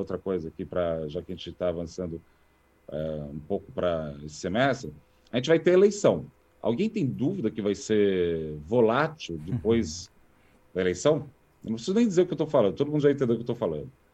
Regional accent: Brazil; nós enquanto brasileiros

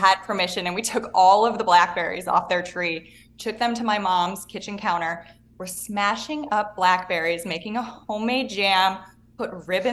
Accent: Chicago, Illinois, United States; moved away; also born or lived in Miami / New York City; growing up in the suburbs of Chicago

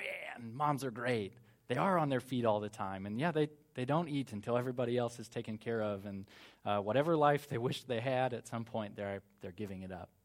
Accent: United States; moved away; I'm American

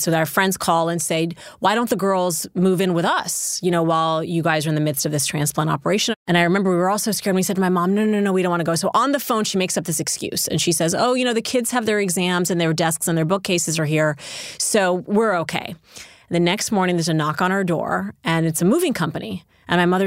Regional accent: Saudi Arabia; moved away as an adult; now in United States; So I grew up in Saudi Arabia, and I didn't live in the United States until I came to university in 1993

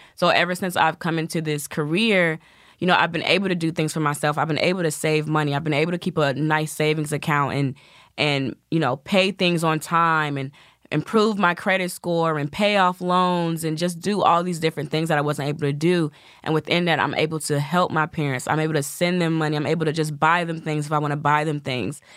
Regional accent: the South, United States; I'm from the South, so I have the sweet Southern belle thing.

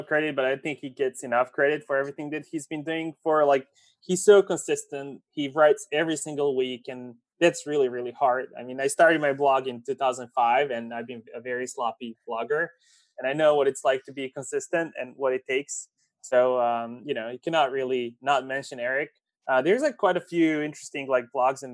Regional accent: Serbia; they're very common in Serbia, where I'm

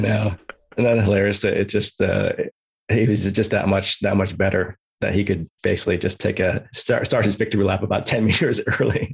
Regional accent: Bay Area, California, United States; also born or lived in Chicago; originally from Chicago, but, uh, moved out to, to California, to the Bay Area.

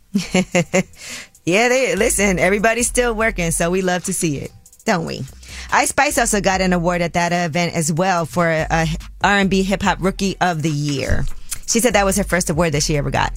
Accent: New York City, New York, United States; a young girl growing up in Brooklyn

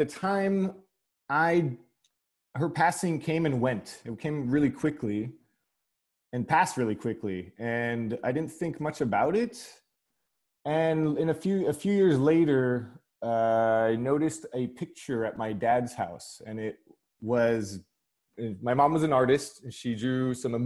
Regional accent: Burbank, California, United States; accent: American; moved away as an adult; also born or lived in England; now in London, United Kingdom; I was born in Burbank, California, and I have two British parents

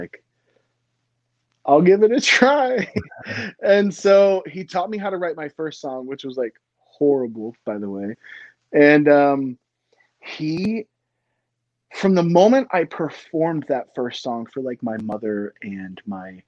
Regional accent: Lynchburg, Virginia, United States; also born or lived in Philadelphia, Pennsylvania / Florida; I grew up, I was born in Philadelphia, Pennsylvania, moved to Florida, spent about 5 years there. And then we kind of planted our seeds in Lynchburg, Virginia.

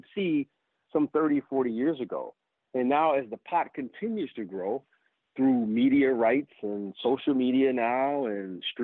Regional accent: Detroit, Michigan, United States; I grew up in Detroit

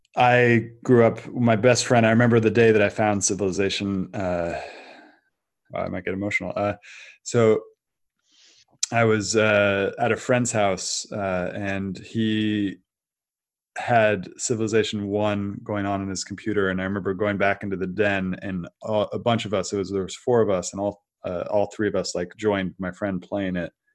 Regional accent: Silicon Valley, California, United States; moved away as an adult; also born or lived in Brazil; I grew up in Silicon Valley, I grew up in this area

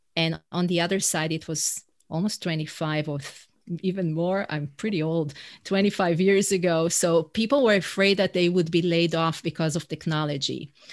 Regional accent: Israel; first language Hebrew; English is a second language; moved away as an adult; now in New York City, United States; I'm originally from Israel. That's where my accent is from

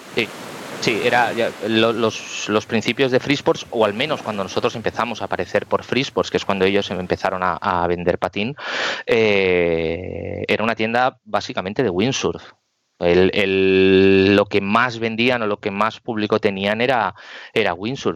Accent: Barcelona, Catalonia, Spain; nosotros salimos de Sagrada Familia, de la Avenida Baudí

